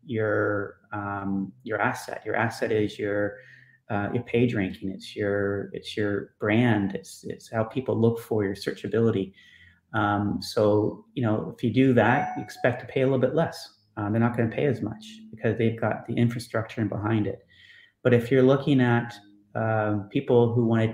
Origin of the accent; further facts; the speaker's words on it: Canada; Canadian humble